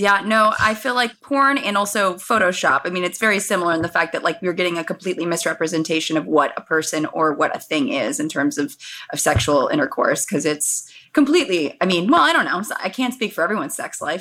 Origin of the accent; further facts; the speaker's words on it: Los Angeles, California, United States; I was born and raised in Los Angeles